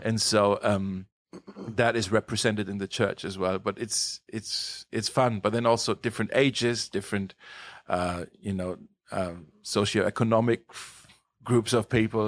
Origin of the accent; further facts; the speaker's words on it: Germany; moved away as an adult; So I was born in Germany in the year nineteen eighty-three